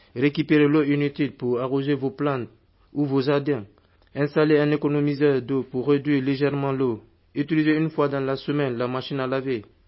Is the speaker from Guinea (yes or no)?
yes; Guinea; now in France; en Guinée, mon pays natal